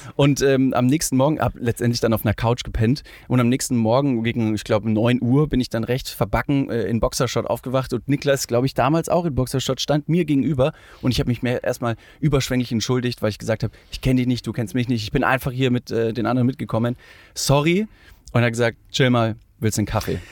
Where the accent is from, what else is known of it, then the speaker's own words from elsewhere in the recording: Ingolstadt, Bavaria, Germany; Äh, ich komme aus Ingolstadt